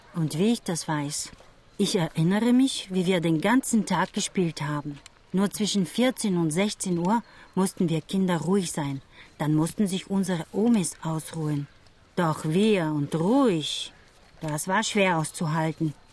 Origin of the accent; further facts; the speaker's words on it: Bulgaria; German is a second language; moved away as an adult; now in Cologne, Germany; in Bulgarien zu bleiben. Auch ich ging und wohne jetzt weit weg von Großmutter und meinen Eltern, in Köln